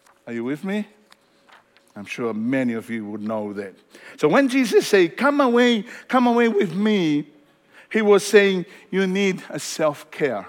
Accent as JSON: {"language": "English", "country": "Tonga", "moved": "yes", "said": "where I come from Tonga"}